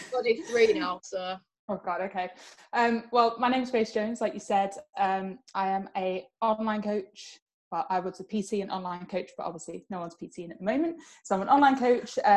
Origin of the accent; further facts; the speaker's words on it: Spain; moved away as an adult; now in England; I grew up in Spain. I moved there when I was about nine, and I moved back to England about four years ago. So I was there for about 15 years. Um, so I can speak Spanish.